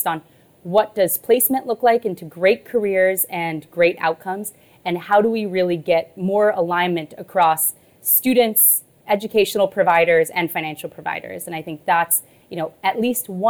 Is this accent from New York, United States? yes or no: no; Texas, United States; I grew up in Texas